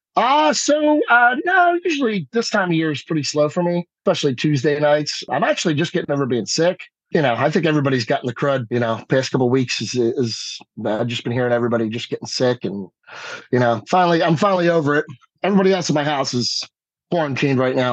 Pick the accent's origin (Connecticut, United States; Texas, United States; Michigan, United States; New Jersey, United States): New Jersey, United States; Stratford; moved away as an adult; also born or lived in California / South Carolina / New York; I'm back here, right here in Stratford, New Jersey